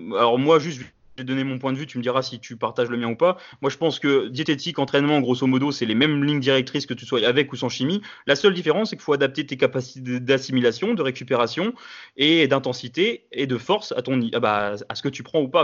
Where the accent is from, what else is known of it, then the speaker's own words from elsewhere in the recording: France; je suis français